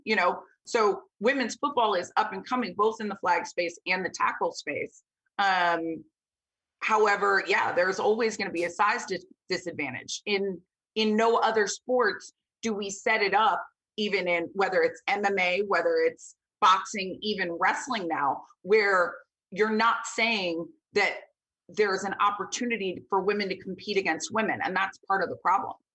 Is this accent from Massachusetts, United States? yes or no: no; Vero Beach, Florida, United States; I was born and raised in Vero Beach, Florida.